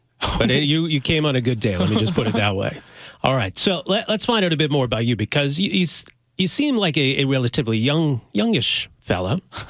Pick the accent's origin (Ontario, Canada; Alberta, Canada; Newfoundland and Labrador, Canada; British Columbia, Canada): Alberta, Canada; Edmonton; now in Calgary, Canada; I'm actually from Edmonton, which is kind of a sore spot.